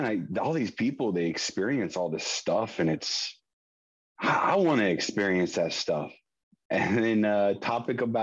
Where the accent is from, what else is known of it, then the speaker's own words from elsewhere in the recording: San Diego, California, United States; I born and raised in San Diego. I currently live in San Diego